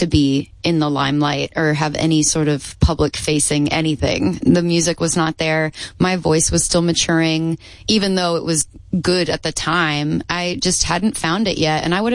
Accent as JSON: {"language": "English", "region": "Texas", "country": "United States", "said": "as a Texan"}